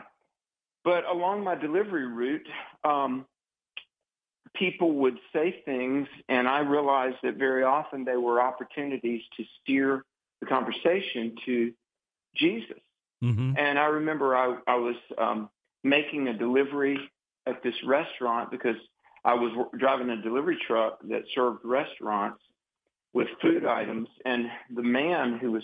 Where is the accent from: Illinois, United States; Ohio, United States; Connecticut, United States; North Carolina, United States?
North Carolina, United States; Greensboro; my hometown of Greensboro, North Carolina